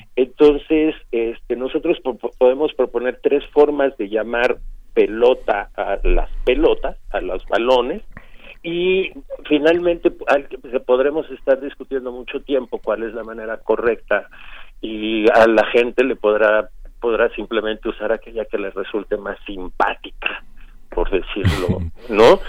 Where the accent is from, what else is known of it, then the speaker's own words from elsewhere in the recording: Mexico City, Mexico; Yo nací en la Ciudad de México